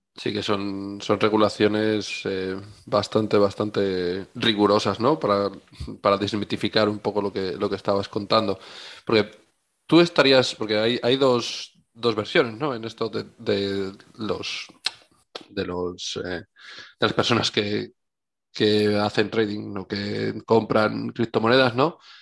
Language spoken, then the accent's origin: Spanish; Spain; Somos los españoles